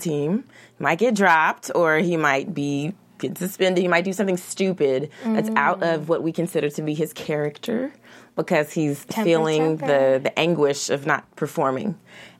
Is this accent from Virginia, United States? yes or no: no; Kentucky, United States; I'm from Kentucky, so we don't have a football team